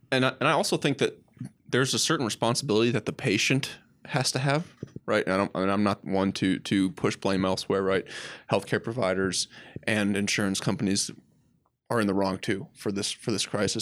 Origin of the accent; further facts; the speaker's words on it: Midwest, United States; I'm from the Midwest